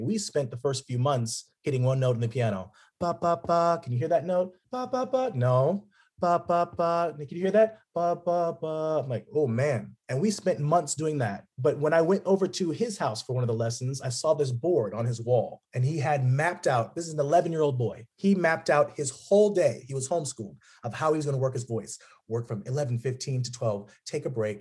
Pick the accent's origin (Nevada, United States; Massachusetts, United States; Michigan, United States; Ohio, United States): Nevada, United States; Las Vegas; moved away as an adult; now in Los Angeles, United States; I grew up in Vegas, Las Vegas, kind of bounced around within there.